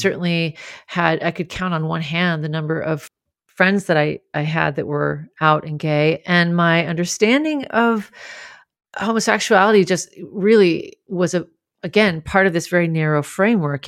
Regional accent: Grand Forks, North Dakota, United States; I grew up in Grand Forks, North Dakota, where almost everybody was Lutheran and Swedish

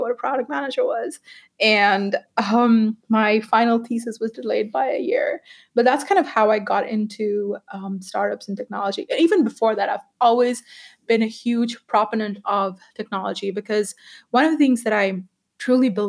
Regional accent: Pakistan; moved away; So I grew up in Pakistan, and in Pakistan, I'm the first girl in my family who went to college.

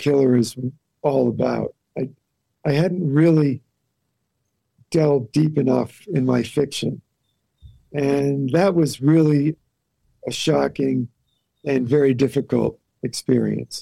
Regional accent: Wellesley, Massachusetts, United States; moved away as an adult; also born or lived in Los Angeles / New York; now in Santa Fe, United States; I grew up in Wellesley, Massachusetts

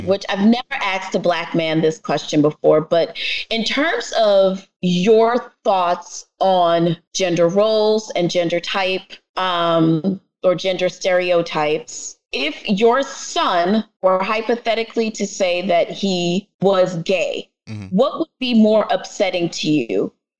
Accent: The Bronx, New York, United States; So my parents, my family is Jamaican, and I am from the Bronx.

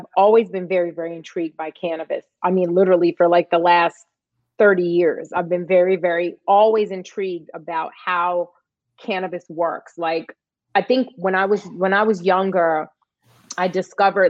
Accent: New York City, New York, United States; growing up in East New York, Brooklyn

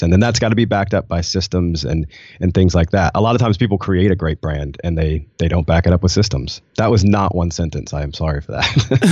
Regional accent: Nashville, Tennessee, United States; moved away as an adult; also born or lived in Rwanda; I'm from Nashville, and I was coming from Nashville culture

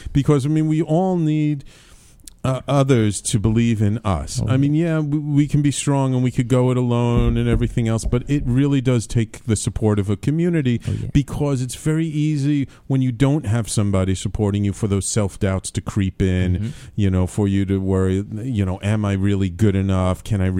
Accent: New Orleans, Louisiana, United States; I mean, and growing up in New Orleans it's like music is just everywhere. It's coming out of the walls.

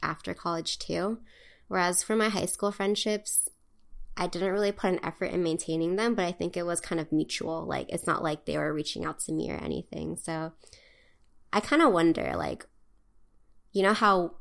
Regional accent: Hawaii, United States; moved away as an adult; also born or lived in California; growing up in Hawaii

